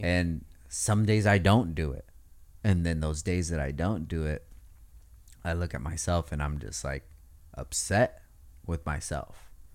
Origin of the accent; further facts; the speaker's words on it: Oxnard, California, United States; We're all from Oxnard